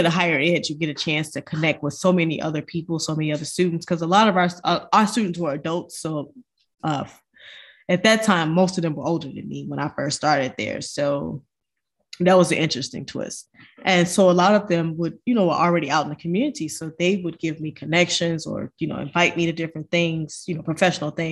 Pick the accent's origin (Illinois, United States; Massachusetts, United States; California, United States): Illinois, United States; Chicago; moved away as an adult; also born or lived in Indiana; I grew up in Chicago